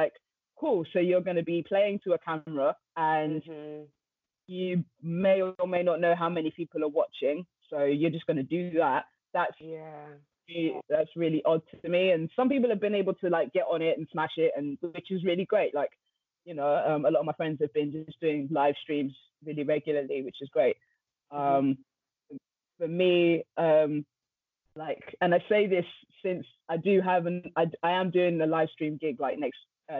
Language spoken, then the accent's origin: English; London, United Kingdom; from London, North London specifically, you know, grew up around music